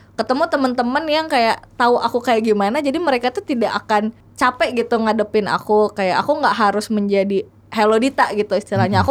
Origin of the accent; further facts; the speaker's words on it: Tanjungsari, West Java, Indonesia; aku dari kecil hidup di desa ya. Dulu tuh aku tuh nggak suka hidup di sana kayak ih namun sih Tanjung Seri eh, orang kampung